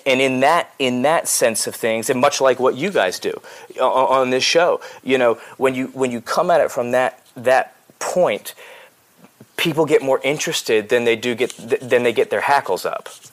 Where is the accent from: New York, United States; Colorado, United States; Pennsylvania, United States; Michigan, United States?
Pennsylvania, United States; outside of Philadelphia; moved away as an adult; also born or lived in Los Angeles, United States / the South, United States; I was born outside of Philadelphia and raised there